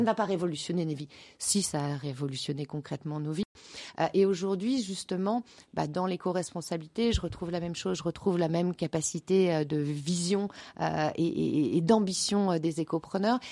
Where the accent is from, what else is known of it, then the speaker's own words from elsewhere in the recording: Nantes, Pays de la Loire, France; also born or lived in Brittany; now in Belgium; je suis, je suis, nantaise